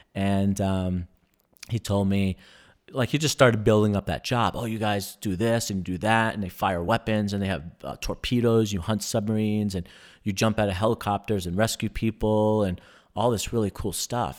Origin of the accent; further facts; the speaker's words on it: New York, United States; moved away; I was from New York